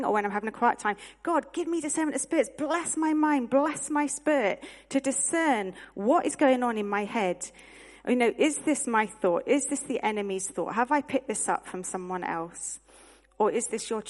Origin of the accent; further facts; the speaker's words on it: United Kingdom; as British people